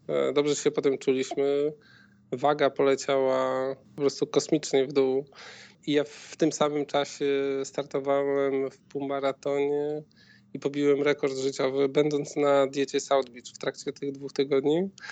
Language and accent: Polish; Białystok, Podlaskie Voivodeship, Poland; moved away as an adult; now in Warsaw, Poland; W Warszawie mieszkamy 8 e, lat, a pochodzimy z Białegostoku.